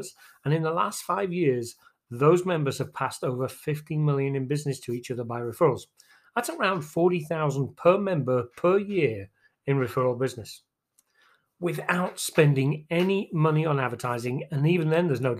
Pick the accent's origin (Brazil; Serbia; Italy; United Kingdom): United Kingdom; England; moved away as an adult; now in Texas, United States; I'm originally from England. I moved to Texas in December 2000